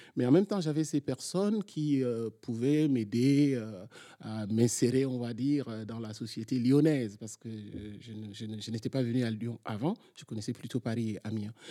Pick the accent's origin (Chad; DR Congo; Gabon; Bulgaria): Chad; moved away as an adult; also born or lived in N'Djamena; now in France; j'ai fait mon parcours d'abord dans, dans, mon pays d'origine, le Tchad